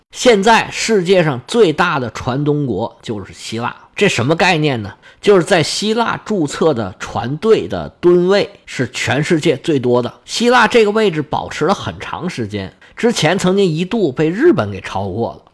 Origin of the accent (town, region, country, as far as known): China